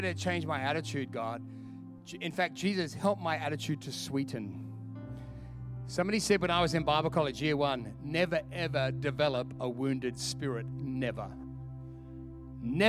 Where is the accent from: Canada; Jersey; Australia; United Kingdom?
Australia; moved away; I'm from Australia